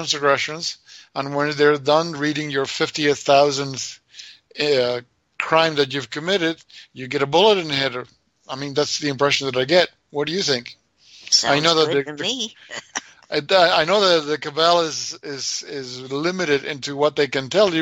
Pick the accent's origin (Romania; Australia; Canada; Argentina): Argentina; moved away; we grew up there not believing in the government